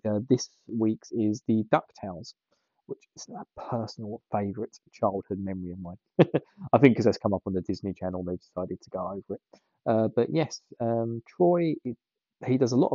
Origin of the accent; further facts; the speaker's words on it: England, United Kingdom; I'm from England.